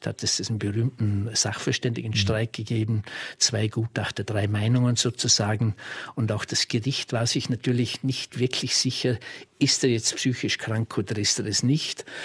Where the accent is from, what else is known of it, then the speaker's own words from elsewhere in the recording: Austria; bei uns in Österreich